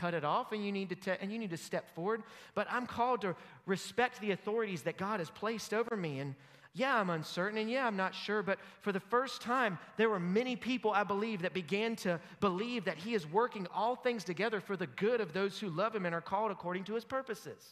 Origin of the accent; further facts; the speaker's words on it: United States; As an American